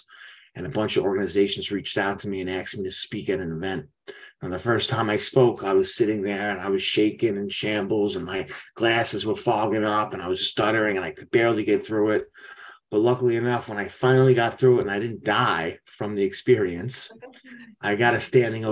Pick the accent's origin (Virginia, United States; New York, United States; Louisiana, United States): New York, United States; I'm from New York